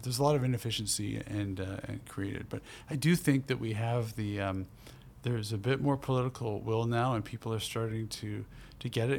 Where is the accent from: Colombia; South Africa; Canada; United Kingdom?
Canada; Burnaby, British Columbia; also born or lived in Port Moody / Coquitlam; I grew up in Burnaby in a real mixed neighborhood